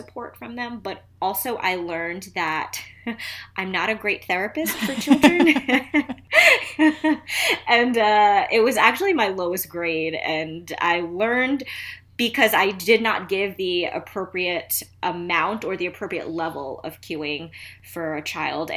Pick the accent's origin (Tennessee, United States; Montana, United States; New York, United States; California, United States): New York, United States; New York City; now in Philadelphia, United States; I'm originally from Queens, New York. I lived in a town in Queens called Flushing